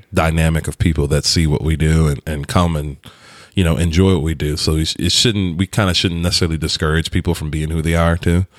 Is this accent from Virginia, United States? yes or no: yes; Virginia, United States; moved away; I come from Virginia where everything is green